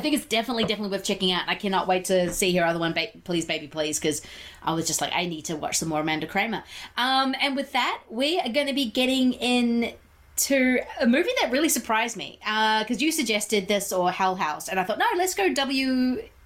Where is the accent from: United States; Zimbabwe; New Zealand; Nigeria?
New Zealand; growing up in New Zealand